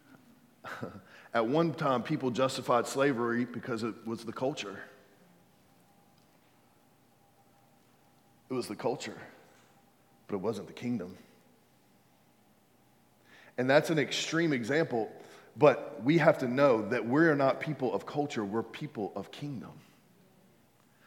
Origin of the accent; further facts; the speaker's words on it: United States; I'm a believer before I'm American